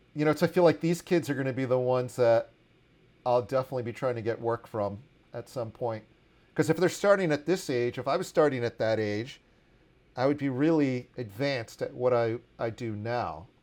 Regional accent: Washington, District of Columbia, United States; growing up in Washington, D C in the eighties

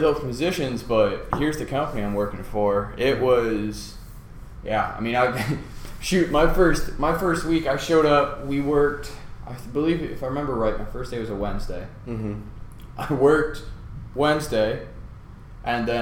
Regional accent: Colorado, United States; moved away; also born or lived in Nebraska; Born and raised in Colorado

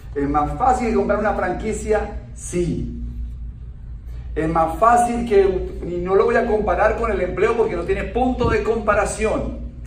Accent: Bogotá, Colombia; Yo soy colombiano, nací en Bogotá, soy un bogotano de clase media

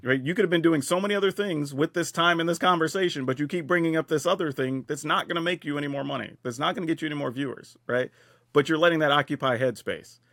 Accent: Texas, United States; I grew up in the South in Texas

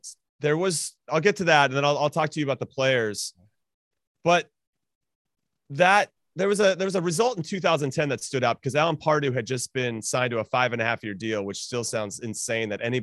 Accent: United States; as an American

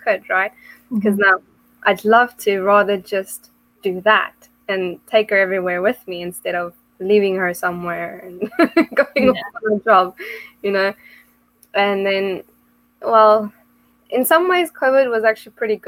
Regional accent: South Africa; moved away as an adult; now in England; I'm originally from South Africa

